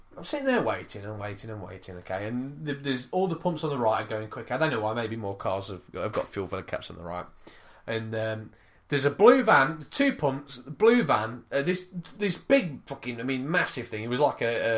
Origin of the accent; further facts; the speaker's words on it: United Kingdom; Me being British